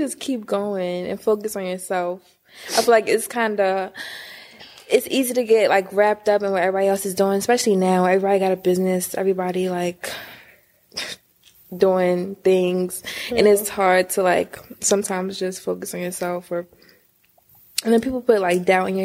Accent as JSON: {"language": "English", "town": "Baltimore", "region": "Maryland", "country": "United States", "also_born_or_lived": "Harford County, Maryland", "said": "I'm from Baltimore"}